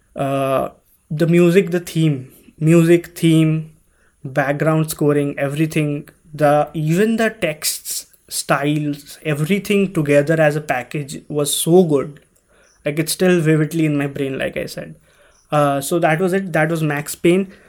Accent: India; growing up in India

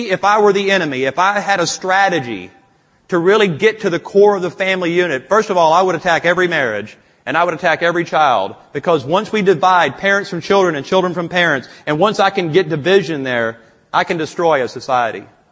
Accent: Louisiana, United States; I'm from Louisiana

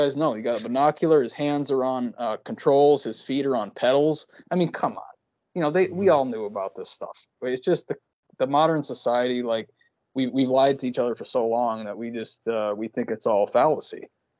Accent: Connecticut, United States; moved away; also born or lived in Pacific Northwest; I'm from Connecticut, you know, Connecticut, when it rains, it's like it's like soup for hours after it rains.

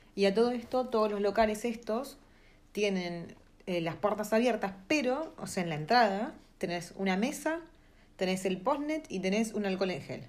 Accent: Argentina; now in New Zealand; estamos re hambrentinos

